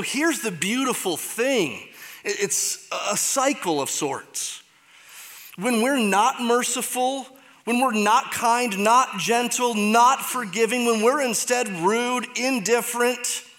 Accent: Michigan, United States; I'm from Michigan, so get it. That's how you say it there.

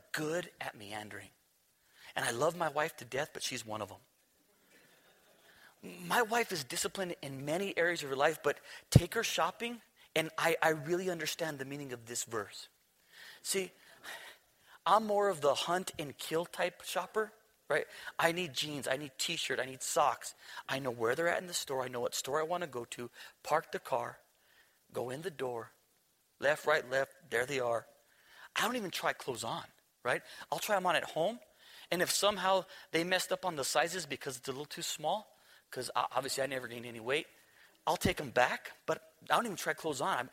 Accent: New Mexico, United States; We're from New Mexico

